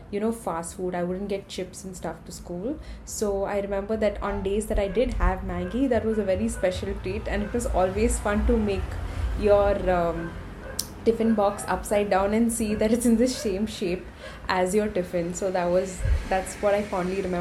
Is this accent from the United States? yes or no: no; Mangalore, Karnataka, India; I'm from Mangalore.